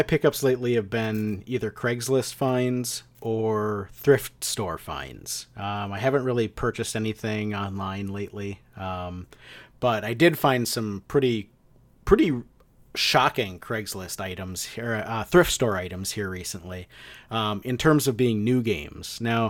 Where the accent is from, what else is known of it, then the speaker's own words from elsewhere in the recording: Midwest, United States; now in East Coast, United States; And it seems like it was more widely known here on the East Coast than it was certainly when I was growing up in the Midwest.